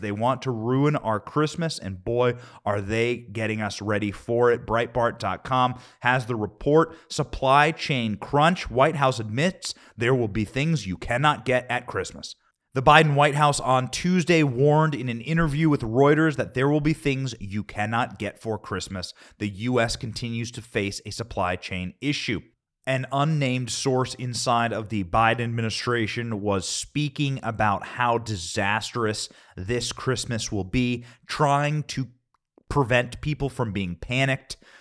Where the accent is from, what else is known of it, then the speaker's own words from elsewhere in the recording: Iowa, United States; I'm from Iowa